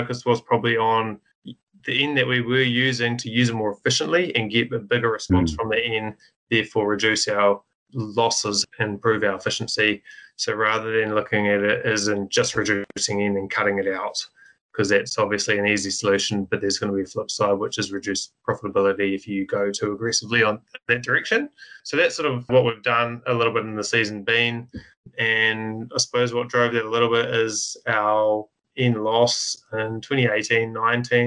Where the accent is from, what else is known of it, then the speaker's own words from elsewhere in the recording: Rotorangi, Waikato, New Zealand; I grew up in Rotorangi myself